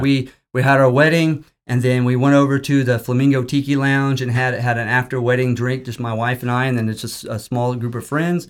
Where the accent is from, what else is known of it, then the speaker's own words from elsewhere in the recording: Bartlesville, Oklahoma, United States; also born or lived in Virginia; I am from Oklahoma. I've, I'm born and raised for a lot of my life in Bartlesville, Oklahoma